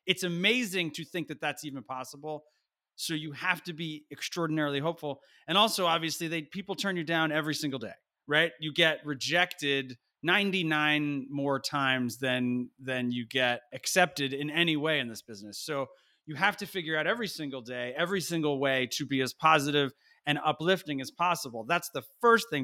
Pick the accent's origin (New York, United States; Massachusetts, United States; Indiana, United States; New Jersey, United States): New Jersey, United States; I was a kid from Nowheresville, New Jersey